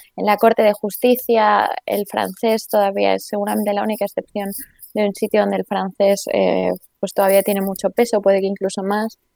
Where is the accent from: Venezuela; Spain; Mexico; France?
Spain; moved away as an adult; also born or lived in England; now in Brussels, Belgium; los españoles hablemos de una manera